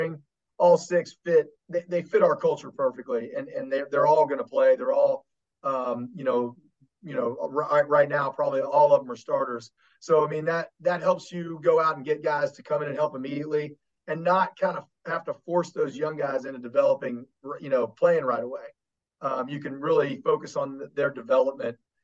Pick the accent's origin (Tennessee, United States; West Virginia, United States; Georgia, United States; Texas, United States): West Virginia, United States; Kanawha Valley; born or raised there